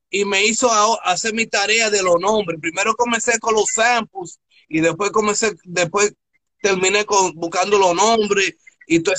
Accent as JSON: {"language": "Spanish", "region": "New Jersey", "country": "United States", "tie": "born there", "said": "Yo era más hip hop because I was born here. I was born in New Jersey."}